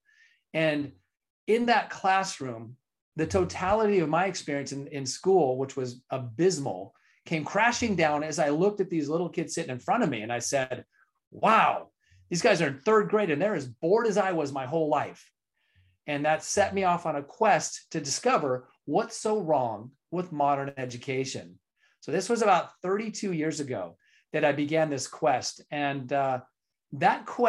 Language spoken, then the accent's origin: English; California, United States; I was born and raised in California